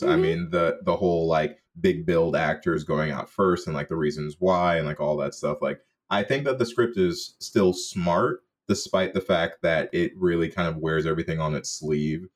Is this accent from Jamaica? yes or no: yes; Jamaica; as a Jamaican